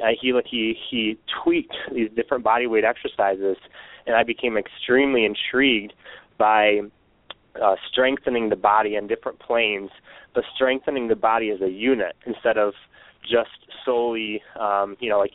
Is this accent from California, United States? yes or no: no; Michigan, United States; I was born and raised in Michigan